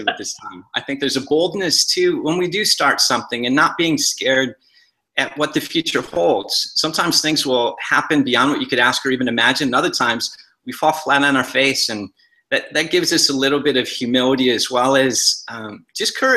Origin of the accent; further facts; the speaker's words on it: Michigan, United States; I grew up in Michigan